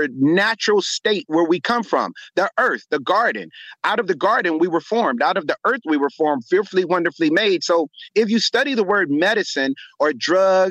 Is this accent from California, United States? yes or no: yes; Los Angeles, California, United States; I'm born and raised in Los Angeles, California, became a medical physician